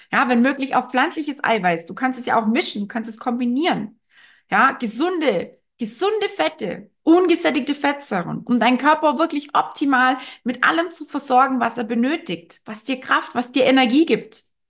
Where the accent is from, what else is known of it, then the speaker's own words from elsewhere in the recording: Germany; bei uns in Deutschland